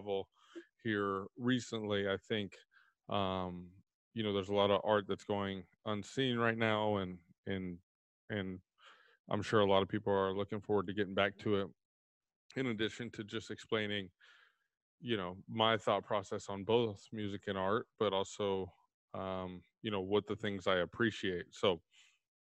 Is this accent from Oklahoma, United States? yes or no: no; Texas, United States; I'm from Texas, so grew up with a lot of country around me.